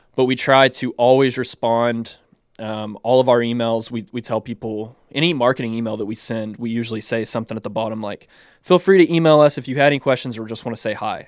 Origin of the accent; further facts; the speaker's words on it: Clifton, Texas, United States; I grew up in Clifton, Texas, which is about 40 minutes west of Waco, Texas